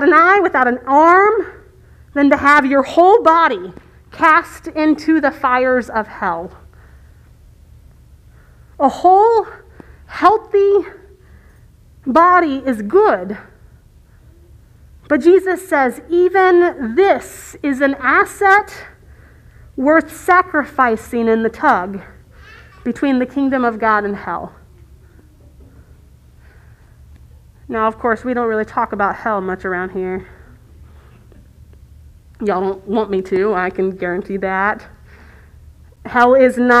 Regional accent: Virginia Beach, Virginia, United States; Virginia Beach, which is my hometown

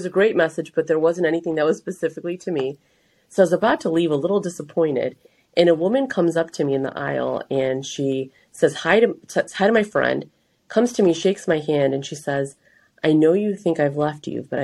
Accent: Gurnee, Illinois, United States; I grew up in Gurnee

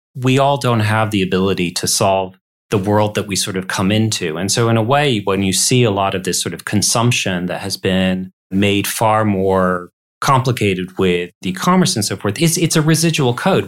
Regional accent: Detroit, Michigan, United States; That's my hometown

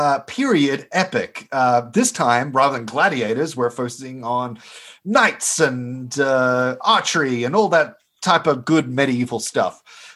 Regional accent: Australia; moved away as an adult; also born or lived in Stanford, California; now in Spring Hill, United States; being Australian

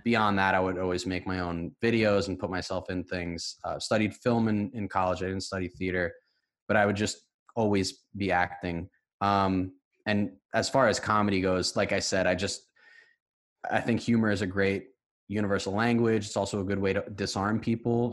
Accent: White Plains, New York, United States; I'm from White Plains, New York, which is a suburb

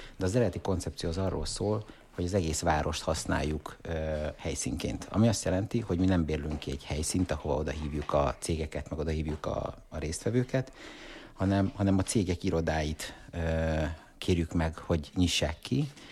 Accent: Hungary

